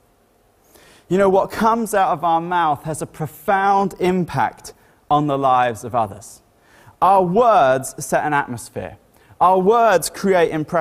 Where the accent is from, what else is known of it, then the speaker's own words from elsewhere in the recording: Ireland; first language English; also born or lived in Great Wilbraham, Cambridgeshire, England; now in Bury St Edmunds, United Kingdom; I grew up in Ireland, so I'd picked up some Irishisms as I was growing up.